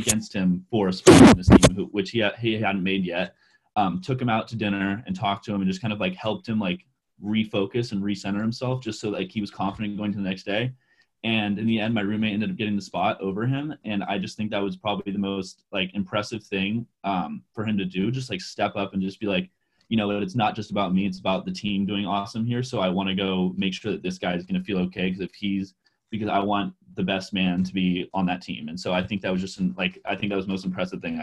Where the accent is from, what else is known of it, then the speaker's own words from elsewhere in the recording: California, United States; moved away as an adult; also born or lived in Iowa; you're in California like me